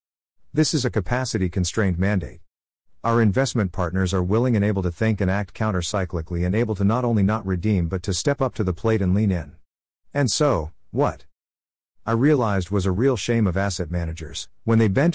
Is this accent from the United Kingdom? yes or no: yes; Belfast, Northern Ireland, United Kingdom; I grew up in Belfast in Northern Ireland, and Tollymore is a forest that our extended family spent a lot of time growing up in.